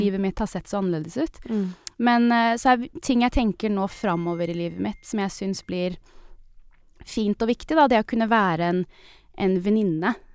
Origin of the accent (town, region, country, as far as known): Norway; moved away